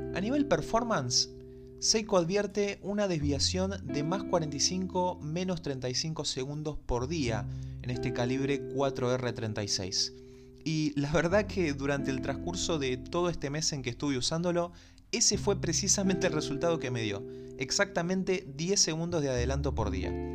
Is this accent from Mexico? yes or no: no; Buenos Aires, Argentina; como buen porteño que soy, me recuerda al obelisco de la ciudad de Buenos Aires